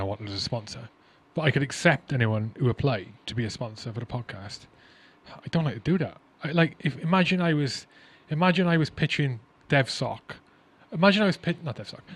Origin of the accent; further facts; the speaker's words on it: Wales, United Kingdom; I'm Welsh